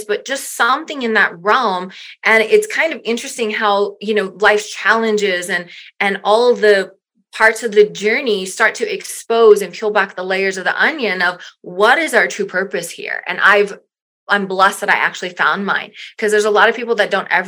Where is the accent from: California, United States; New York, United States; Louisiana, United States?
Louisiana, United States; South; moved away as an adult; I'm originally from Louisiana. I was born and raised in South Louisiana